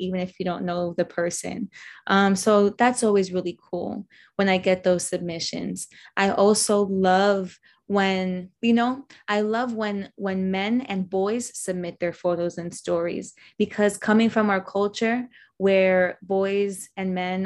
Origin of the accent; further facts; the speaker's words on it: New York City, New York, United States; I'm from New York